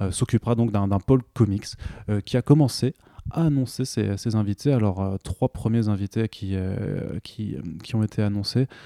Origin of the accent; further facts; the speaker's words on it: Italy; Bah, après moi je suis italien donc je peux au